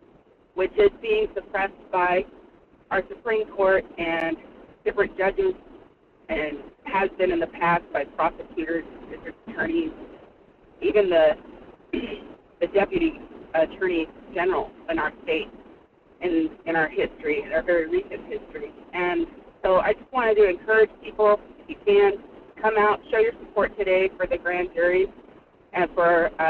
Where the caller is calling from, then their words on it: Anchor Point, Alaska, United States; I live in Anchor Point.